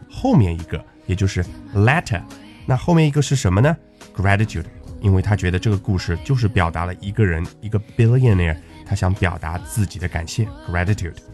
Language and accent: Chinese; China; 我们中国人